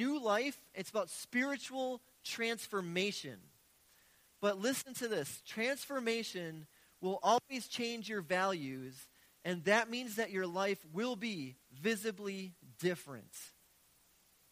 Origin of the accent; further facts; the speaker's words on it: Milwaukee, Wisconsin, United States; I've been born and raised in Milwaukee.